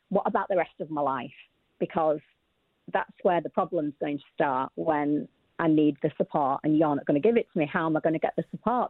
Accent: Yorkshire and the Humber, United Kingdom; I came from Yorkshire, which is a million years from London

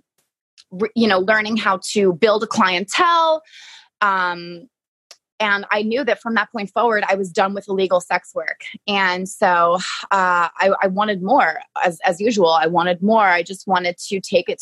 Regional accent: New York, United States; moved away as an adult; also born or lived in Long Island, New York; I'm from New York

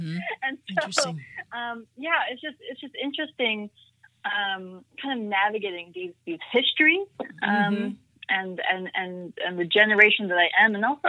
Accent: South Carolina, United States; So I am a bicultural Indian American woman. I was born in South Carolina, so I was born here in the U.S., raised in the U.S., but my mom was an immigrant to this country.

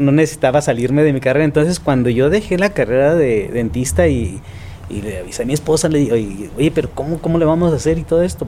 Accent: Tijuana, Baja California, Mexico; yo soy originario de Tijuana

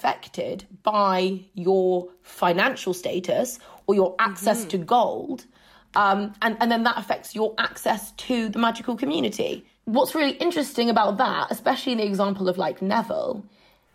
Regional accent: United Kingdom; as a British person, like deeply entrenched class structures are things that you kind of get raised being beaten over the head

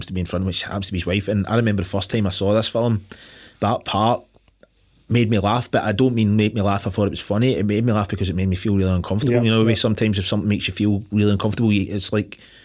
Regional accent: Glasgow, Scotland, United Kingdom; growing up in Glasgow

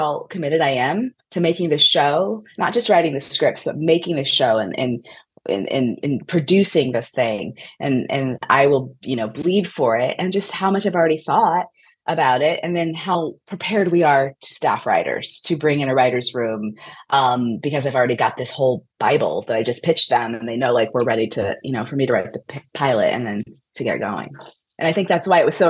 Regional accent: Midwest, United States; I was born in the Midwest. Like, I've never lived anywhere but the United States

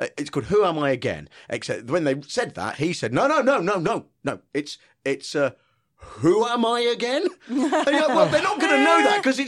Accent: Midlands, United Kingdom; I'm from the Midlands

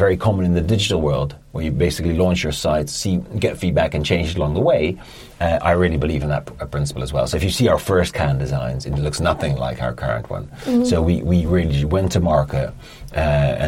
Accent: Netherlands; moved away as an adult; now in London, United Kingdom; I'm from Holland originally

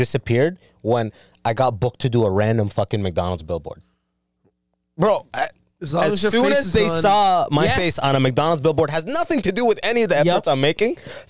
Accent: Sudan; born there; I have very old school. Like, I'm born in Sudan. Mm. I came from Sudan.

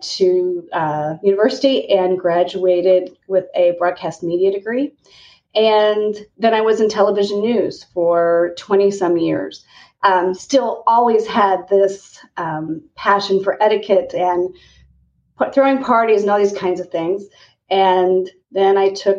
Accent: Kansas, United States; I, remarkably enough, grew up in a teeny tiny town in Kansas on a farm

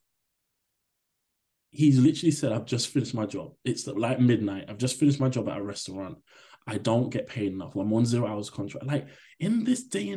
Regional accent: London, United Kingdom; I grew up in Hackney at a time where I saw a lot of struggle

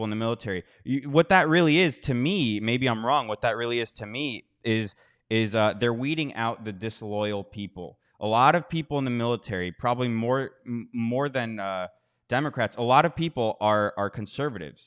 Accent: United States; moved away; I'm from America.

